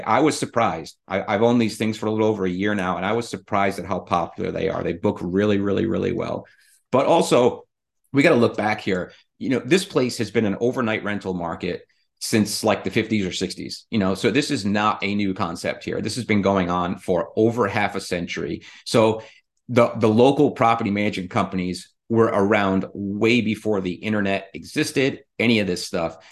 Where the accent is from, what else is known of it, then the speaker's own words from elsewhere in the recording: Rhode Island, United States; also born or lived in Middle Tennessee; now in Tennessee, United States; I'm originally from the Northeast. I'm originally from Rhode Island.